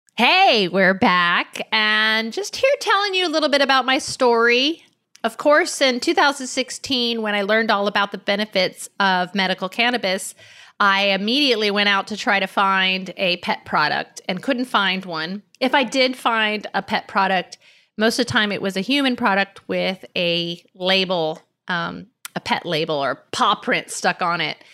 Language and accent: English; Miami, Florida, United States; I grew up in Miami on a canal on an acre of land